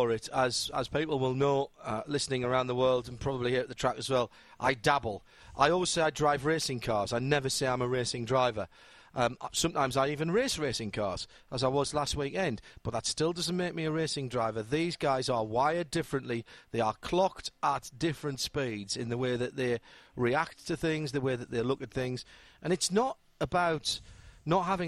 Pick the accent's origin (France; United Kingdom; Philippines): United Kingdom; moved away; expat Brits like myself